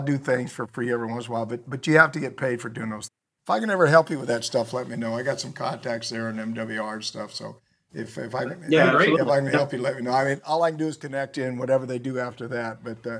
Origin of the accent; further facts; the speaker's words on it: United States; I'm not a Republican. I'm not a Democrat. I'm an American.